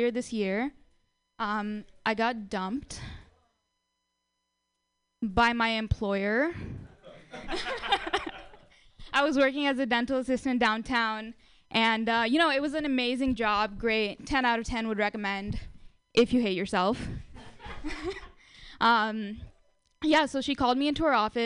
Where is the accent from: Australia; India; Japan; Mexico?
India; now in United States; I'm Indian